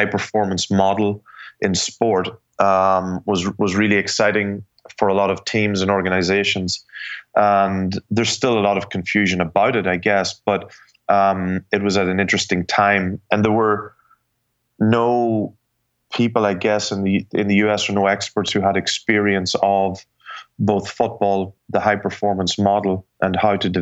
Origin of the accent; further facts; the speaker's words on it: Ireland; moved away as an adult; also born or lived in New York; now in United States; I was raised in Ireland